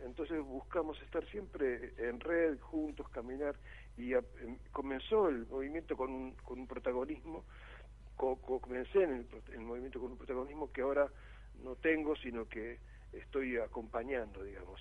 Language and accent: Spanish; Buenos Aires, Argentina; moved away as an adult; now in Varadero, Cuba; yo soy porteño de nacimiento y criado en Capital Federal